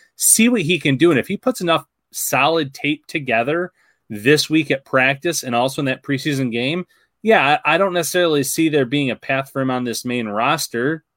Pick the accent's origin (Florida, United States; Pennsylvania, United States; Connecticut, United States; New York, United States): New York, United States; Salamanca; I'm from Salamanca, New York